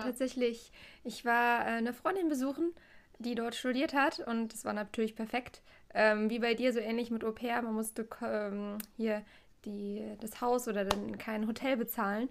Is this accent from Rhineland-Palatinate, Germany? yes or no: yes; Trier, Rhineland-Palatinate, Germany; ich komme hier aus der Gegend von Trier